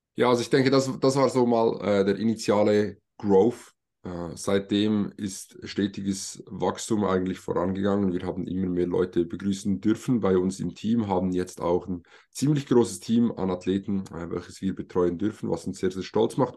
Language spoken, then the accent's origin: German; Switzerland; wir kommen alle aus der Schweiz. Dementsprechend entschuldigt unser vielleicht etwas holpriges Hochdeutsch teilweise.